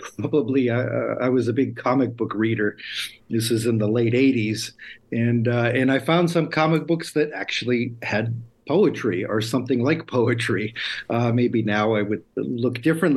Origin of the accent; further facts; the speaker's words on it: United States; first language Lithuanian; moved away as an adult; now in Lithuania; I was born in the States, but my parents were born here